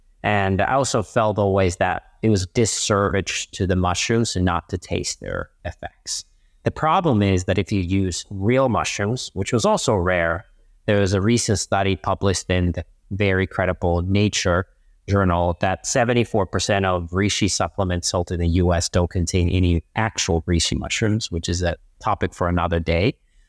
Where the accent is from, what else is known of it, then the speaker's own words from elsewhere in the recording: Finland; And they're also massive where I'm originally from. So I am from Finland, and Northern Europeans and Nordics and Scandinavians have been very mushroom friendly. And same with me, I grew up on a farm